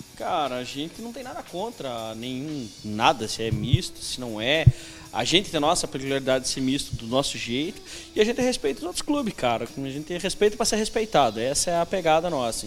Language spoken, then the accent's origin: Portuguese; Brazil; sou brasileiro